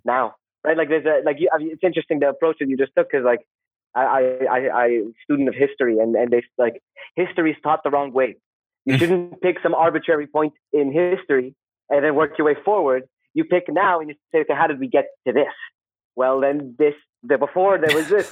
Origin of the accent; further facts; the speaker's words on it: Saudi Arabia; moved away as an adult; also born or lived in Canada / South Korea; I grew up in Saudi in the like 80s and the 90s